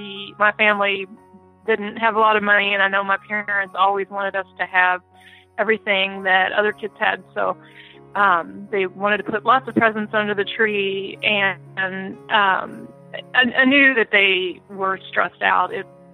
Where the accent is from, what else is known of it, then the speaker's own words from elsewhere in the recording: Kentucky, United States; moved away as an adult; also born or lived in Indiana / Gabon; I grew up in Kentucky and Indiana, and Christmases were cold and a lot of times snowy